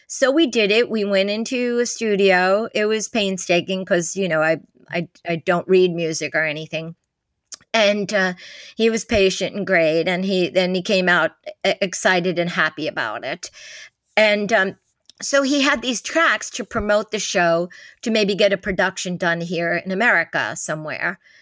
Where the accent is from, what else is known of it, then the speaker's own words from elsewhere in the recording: New York City, New York, United States; we came in from Brooklyn